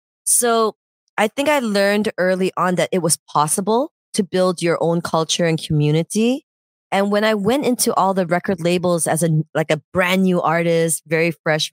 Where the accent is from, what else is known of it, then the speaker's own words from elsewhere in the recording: Canada; also born or lived in Senggigi, Indonesia / Jamaica; Then I grew up a little bit in Indonesia too. I was in Senggigi. And then my family moved to Canada. I grew up in Canada.